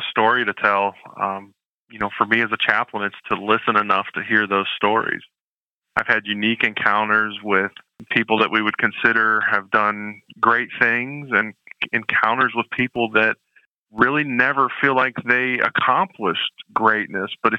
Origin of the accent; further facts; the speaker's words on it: Canton, Ohio, United States; moved away; I'm from Canton, Ohio, originally home of the Pro Football Hall of Fame.